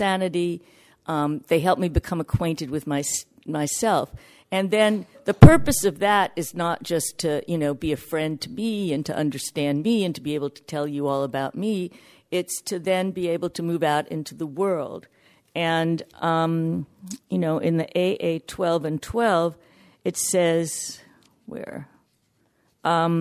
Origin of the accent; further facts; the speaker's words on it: New York, United States; I'm from New York